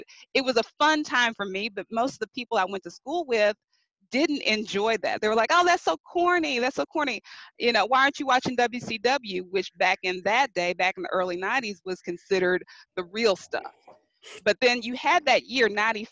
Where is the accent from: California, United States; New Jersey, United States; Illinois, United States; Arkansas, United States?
Arkansas, United States; I'm from Arkansas